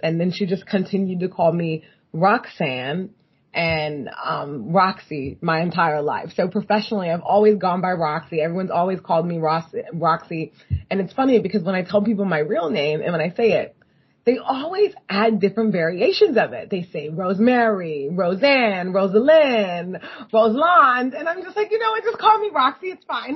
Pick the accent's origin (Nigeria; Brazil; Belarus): Nigeria; moved away; I grew up partly in Nigeria